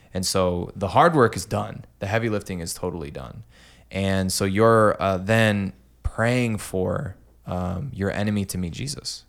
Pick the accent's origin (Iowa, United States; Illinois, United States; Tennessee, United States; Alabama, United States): Iowa, United States; Clinton; also born or lived in Des Moines, Iowa; I'm from Clinton